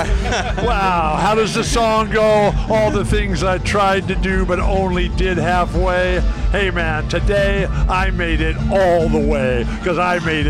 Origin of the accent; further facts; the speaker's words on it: California, United States; growing up in California